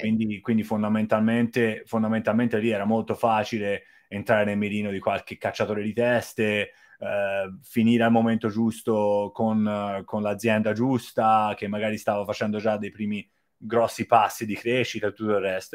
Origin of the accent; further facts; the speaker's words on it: Florence, Tuscany, Italy; moved away as an adult; also born or lived in China; sono di Firenze.